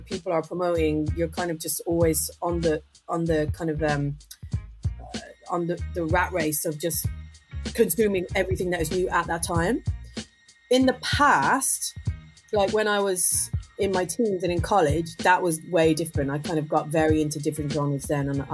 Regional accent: Dublin, Leinster, Ireland; I grew up in Dublin

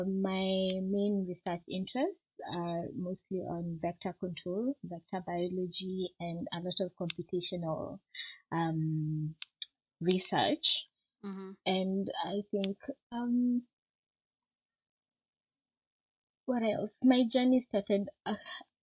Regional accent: Nairobi, Kenya; moved away as an adult; now in South Africa; I grew up in Nairobi, Kenya.

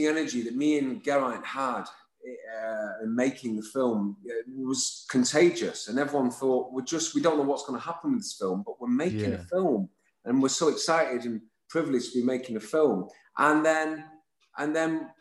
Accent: Lytham St Annes, North West England, United Kingdom; I'm from Lytham St. Anne's, just next door, as my brother is

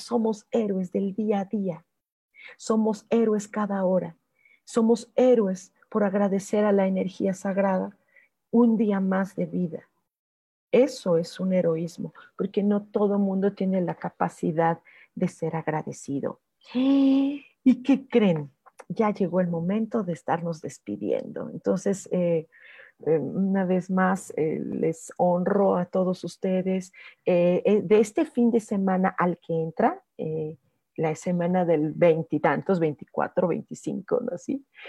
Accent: Mexico; yo, como mexicana

